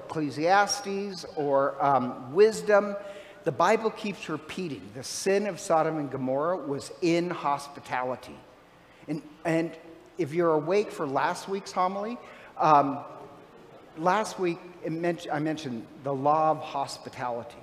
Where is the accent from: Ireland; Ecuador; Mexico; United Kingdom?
Ireland; I'm Irish